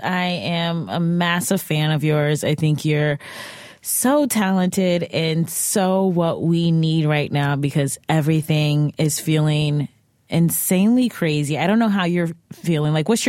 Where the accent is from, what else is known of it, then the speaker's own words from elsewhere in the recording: Cleveland, Ohio, United States; I'm from Cleveland.